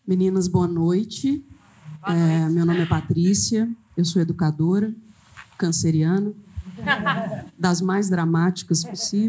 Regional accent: Lagoa da Prata, Minas Gerais, Brazil; now in Belo Horizonte, Brazil; eu sou do interior, eu Nasci em Lagoa da Prata, fiquei lá até 18 anos de idade

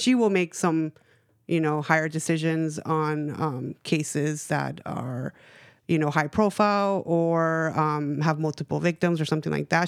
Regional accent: Los Angeles, California, United States; moved away; also born or lived in Bay Area; I grew up in East L

